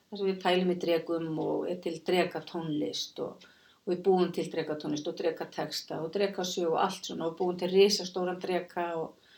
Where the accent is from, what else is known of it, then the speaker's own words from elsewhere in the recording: Kópavogur, Capital Region, Iceland; also born or lived in Reykjavík; ég fættu uppalinn í Reykjavík á Kópaví og var í Kásnisskólanum